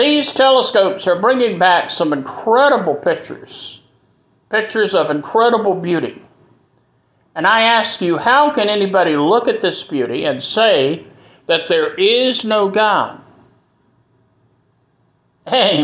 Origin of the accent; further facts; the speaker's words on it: Greenville, South Carolina, United States; here in Greenville, South Carolina, my hometown